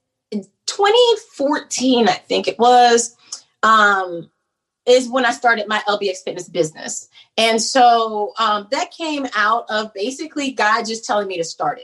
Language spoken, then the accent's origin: English; Oak Park, Illinois, United States; moved away as an adult; now in North Carolina, United States; I'm from Oak Park, Illinois, right outside of Chicago